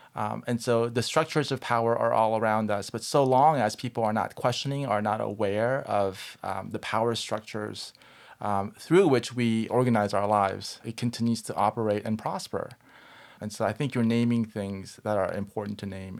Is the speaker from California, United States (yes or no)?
yes; Southern California, United States; I grew up in Southern California and I grew up in a Korean American church